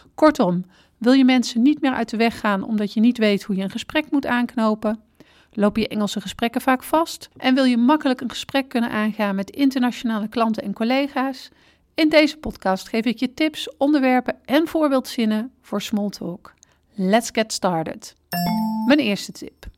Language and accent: Dutch; Netherlands; als Nederlanders